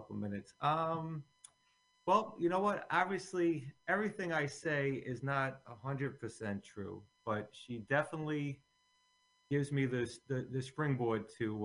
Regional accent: Bayonne, New Jersey, United States; born or raised there; also born or lived in Staten Island, New York

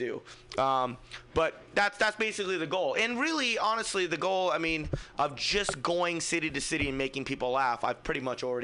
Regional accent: Fremont, California, United States; I'm from Fremont

